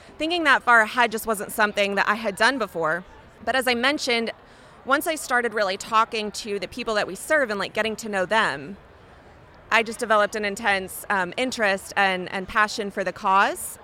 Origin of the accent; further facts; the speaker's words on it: Indianapolis, Indiana, United States; Indianapolis, which is my hometown